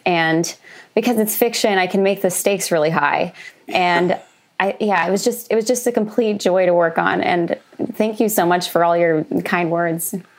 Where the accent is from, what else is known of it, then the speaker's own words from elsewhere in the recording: Oklahoma, United States; moved away; also born or lived in Los Angeles; I grew up in Oklahoma, which is a landlocked state